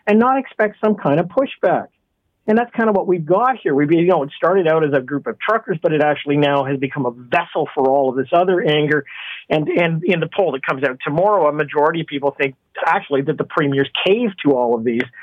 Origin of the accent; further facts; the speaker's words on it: Canada; I'm disappointed as a Canadian